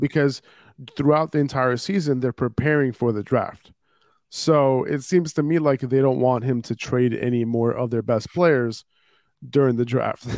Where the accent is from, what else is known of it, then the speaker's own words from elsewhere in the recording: New York, United States; I'm a New Yorker